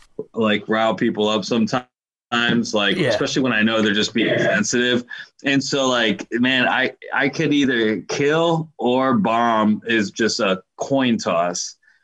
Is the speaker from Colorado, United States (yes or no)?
yes; Colorado, United States; but like I came from Colorado, so like I'm used to a completely different environment